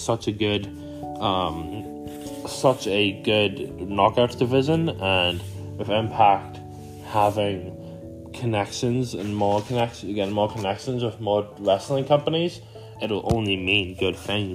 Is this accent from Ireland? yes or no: yes; Ireland; I'm an Irish man